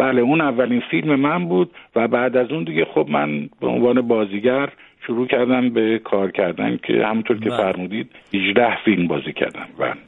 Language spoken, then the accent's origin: Persian; Tehran, Tehran Province, Iran; moved away as an adult; also born or lived in Mashhad; من وقتی که آمدم به تهران در واقع هشت سالم بود و از اون به بعد دیگه من در تهران بزرگ شدم